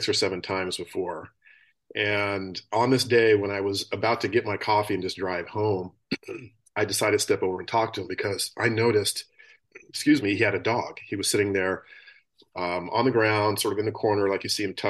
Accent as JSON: {"language": "English", "region": "New Mexico", "country": "United States", "tie": "born or raised there", "also_born_or_lived": "Colorado", "moved": "as an adult", "lives_now": "San Diego, United States", "said": "I grew up in New Mexico, which is a couple states over"}